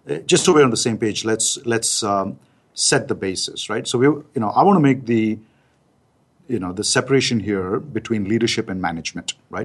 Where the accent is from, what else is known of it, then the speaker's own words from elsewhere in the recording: India; being an Indian guy